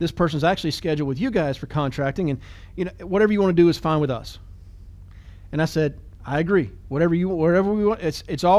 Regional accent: United States

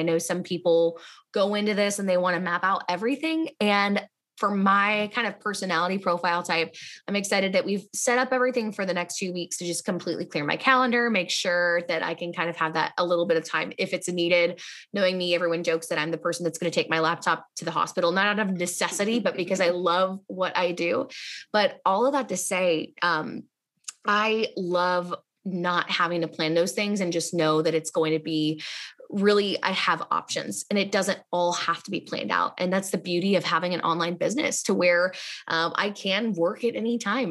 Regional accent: Indianapolis, Indiana, United States; I'm from Indianapolis

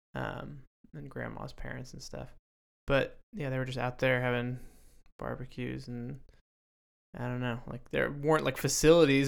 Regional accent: Texas, United States; growing up in Texas

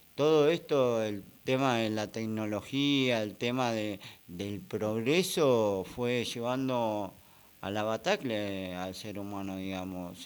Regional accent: Ciudadela, Buenos Aires Province, Argentina; yo soy de Fuerte Apache

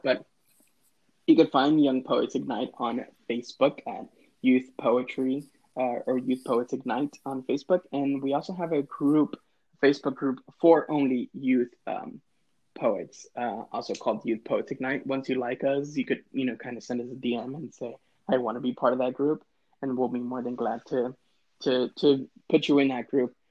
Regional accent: Laredo, Texas, United States; also born or lived in San Marcos, Texas; I was raised in Laredo, Texas

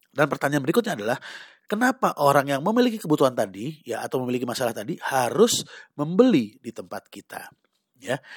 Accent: Sumatra, Indonesia; Nah, saya pribadi sebagai orang Sumatera gitu loh, eh, saya suka makan pempek.

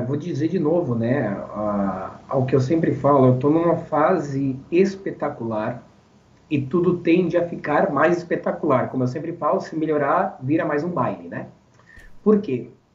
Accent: Barão do Triunfo, Rio Grande do Sul, Brazil; a cidade onde eu nasci, Barão do Triunfo, sou natural de lá e tenho orgulho de ser de lá.

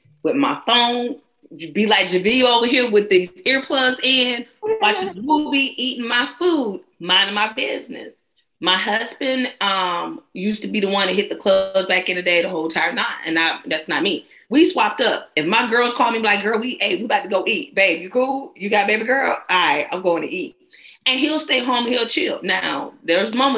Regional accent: Georgia, United States; I'm a Georgia girl

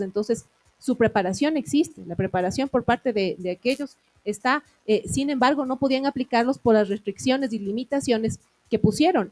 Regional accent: Ecuador; como ecuatorianos

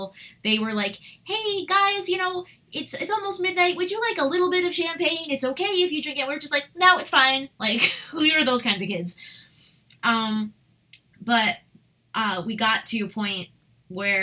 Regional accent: Westchester, New York, United States; We grew up in Westchester

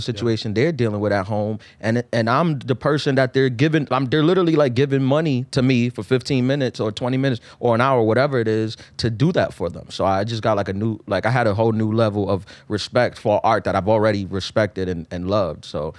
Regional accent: New York City, New York, United States; also born or lived in Queens, New York; I was born in East New York, too. I grew up in East New York. I moved to Queens when I was eleven

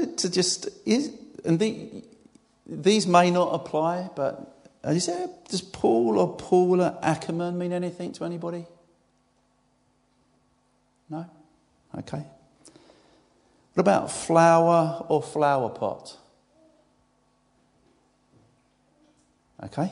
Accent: Essex, East of England, United Kingdom; I'm from Essex

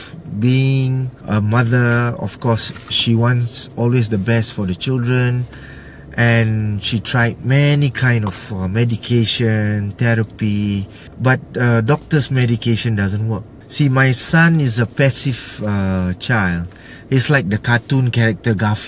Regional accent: Singapore; I'm from Singapore

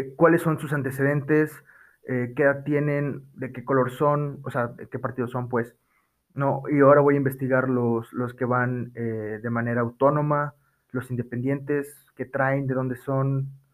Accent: Mexico; nosotros los mexicanos

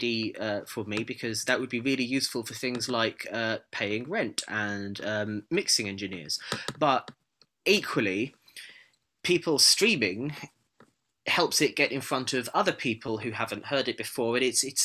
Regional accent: United Kingdom; being a Brit

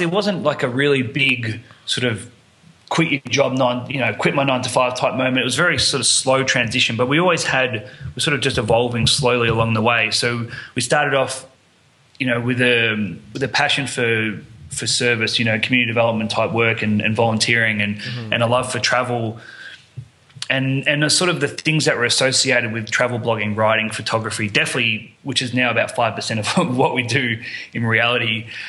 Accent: Melbourne, Victoria, Australia; moved away; I'm from Melbourne, Australia.

